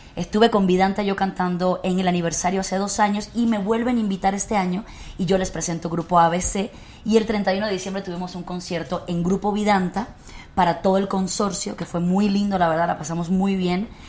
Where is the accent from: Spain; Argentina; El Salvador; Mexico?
Mexico; also born or lived in Cuba; yo soy cubana mexicana porque llegué a los nueve años a este país, estudié aquí